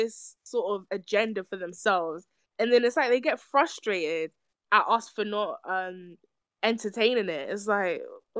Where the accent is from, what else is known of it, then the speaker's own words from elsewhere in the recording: England, United Kingdom; if I was to speak to American right now and they peg on to the fact that I'm from England, I'm from Britain, they're gonna ask me, do I drink tea?